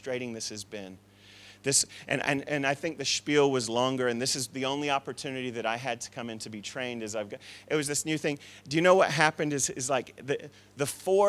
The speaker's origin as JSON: {"language": "English", "town": "Tucson", "region": "Arizona", "country": "United States", "said": "I come from Tucson, Arizona, where there's a dry heat"}